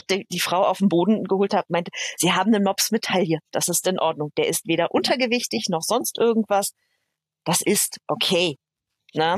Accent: Berlin, Germany; accent: Berliner; moved away as an adult; also born or lived in Upper Franconia; Ich bin in Berlin geboren, so waschechtes ja. Berliner Urgestein.

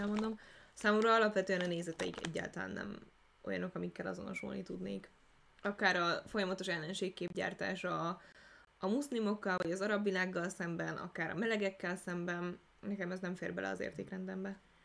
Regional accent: Hungary; Magyarországra születtünk

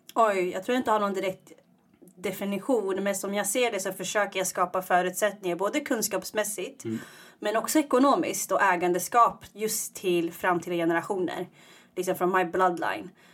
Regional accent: Iggesund, Gävleborg County, Sweden; moved away as an adult; also born or lived in Eritrea; now in Stockholm, Sweden; Jag är uppvuxen i Iggesund

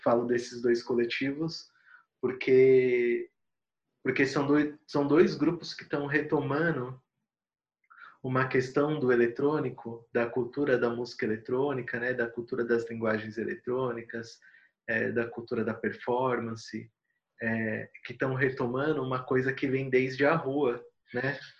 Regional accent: São Paulo, Brazil; em Itaquera, onde eu cresci, tinha bastante poperô quando eu era molequinho

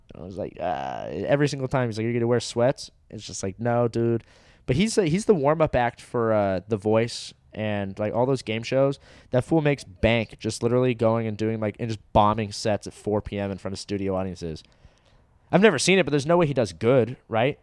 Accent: Orange County, California, United States; where I grew up in Orange County, g, my high school was

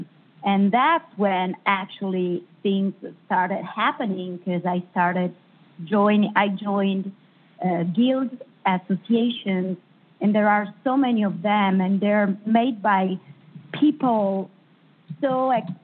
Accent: Italy; English is a second language; moved away as an adult; also born or lived in Hollywood; now in Los Angeles, United States; I come from Italy

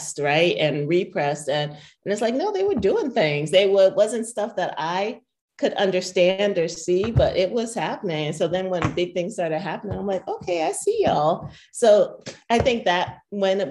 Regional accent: Columbus, Ohio, United States; It's in Columbus. It's in my hometown.

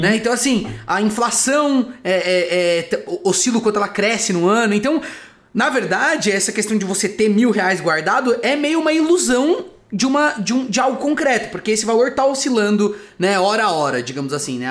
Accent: Socorro, São Paulo, Brazil; moved away as an adult; now in São Paulo, Brazil; Eu sou de Socorro

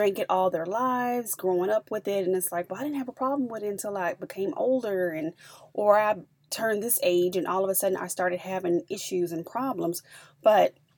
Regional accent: the South, United States; I'm from the South

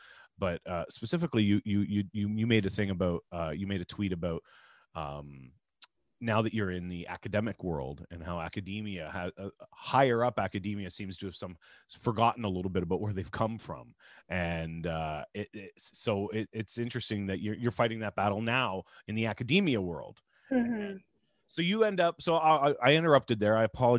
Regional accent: Ontario, Canada; I was from Ontario Housing, because I grew up in housing

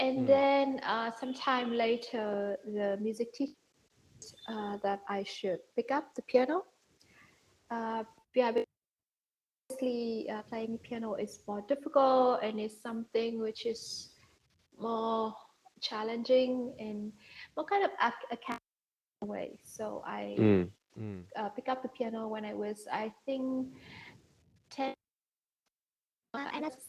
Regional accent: Hanoi, Vietnam; also born or lived in Singapore; Yes, I live in Hanoi and I'm from Hanoi. I was born in Hanoi and I have lived my whole life in Hanoi until the age of 18.

